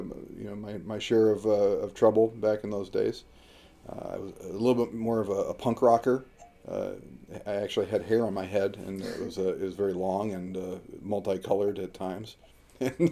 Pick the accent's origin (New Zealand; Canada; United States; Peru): United States; also born or lived in San Diego, California / Washington State / Michigan; now in Auburn, New Hampshire, United States; I grew up primarily in two locations, San Diego, California, and way up in the northeast corner of Washington State.